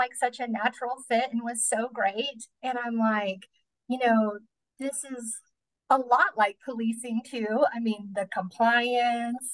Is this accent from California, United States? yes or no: no; Midland, Texas, United States; now in Odessa, United States; I grew up in Midland. We live here in Odessa now